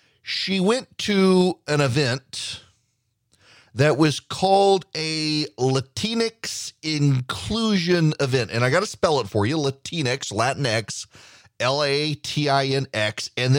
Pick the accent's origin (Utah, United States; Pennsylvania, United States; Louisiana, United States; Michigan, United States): Louisiana, United States; now in Georgia, United States; I'm part Cajun, part Swedish from South Louisiana, living in Georgia